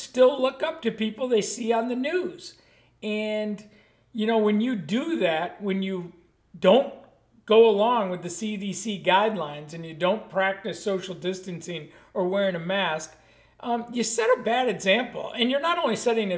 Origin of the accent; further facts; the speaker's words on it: Buffalo, New York, United States; I grew up in Buffalo, New York